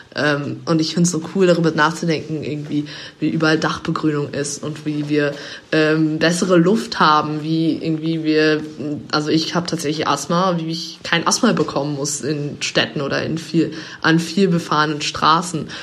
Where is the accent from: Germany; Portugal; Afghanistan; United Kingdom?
United Kingdom; England; moved away; ich bin, bin in, in England aufgewachsen als Kind